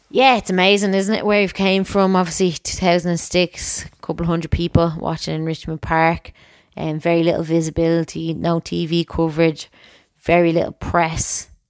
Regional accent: Enniskerry, Leinster, Ireland; So I'm obviously from Enniskerry. Um, my brother played football. He's a year and a half older than me.

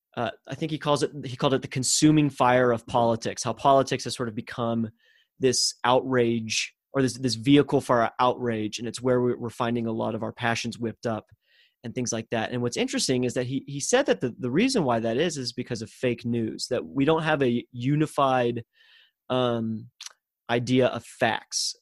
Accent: Texas, United States; as a Texan

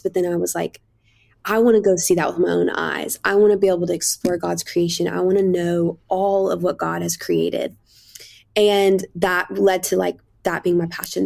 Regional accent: Kentucky, United States; I grew up in Kentucky

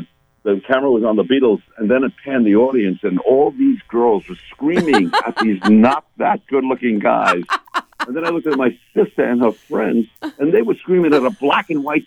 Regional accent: New York City, New York, United States; also born or lived in Long Island; I was born in Brooklyn.

